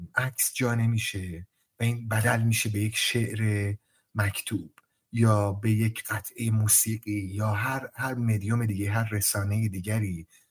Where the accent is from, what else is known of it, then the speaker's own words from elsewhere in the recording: Sari, Mazandaran, Iran; متولد سال 1362 در شهر ساری در مازندران به دنیا آمدم